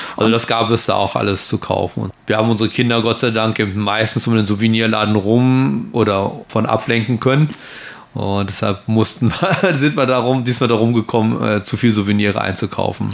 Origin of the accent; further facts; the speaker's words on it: Germany; now in Taiwan; mein Heimatdorf in, in Deutschland